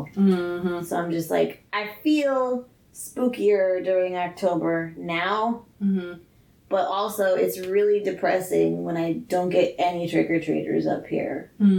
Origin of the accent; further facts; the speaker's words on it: the South, United States; moved away; I grew up in the South.